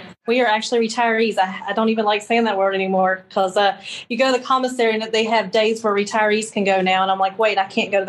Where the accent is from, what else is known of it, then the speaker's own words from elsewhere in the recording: North Carolina, United States; moved away as an adult; now in Mississippi, United States; I'm from North Carolina